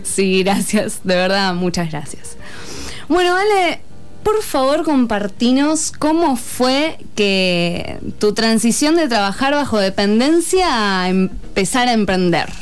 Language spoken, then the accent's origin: Spanish; Buenos Aires, Argentina; moved away; Yo soy de Buenos Aires, mi familia está allá